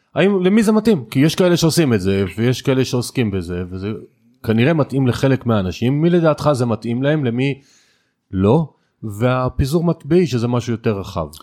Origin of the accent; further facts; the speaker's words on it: Israel; המנטליות שלנו כישראלים